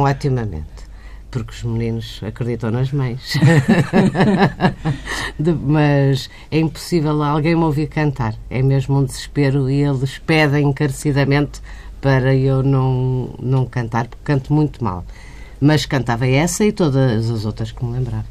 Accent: Porto, Norte, Portugal; moved away as an adult; also born or lived in Estoril; now in Lisbon, Portugal; eu nasci em Lisboa, fui para o Porto

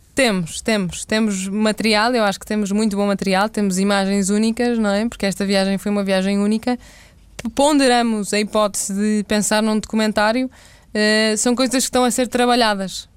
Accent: Porto, Norte, Portugal; also born or lived in Mozambique; eu no Porto, que sou do Porto

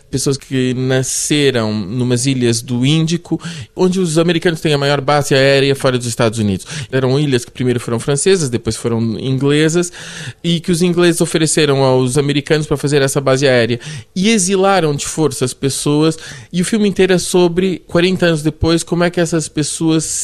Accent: Brazil; born there; also born or lived in Portugal; E eu nasci no Brasil

